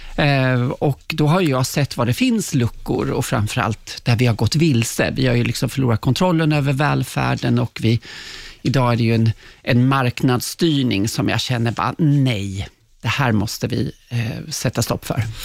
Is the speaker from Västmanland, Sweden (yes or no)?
yes; Kolsva, Västmanland, Sweden; moved away; jag är från Kolsva, liksom Gislarbo i Västmanland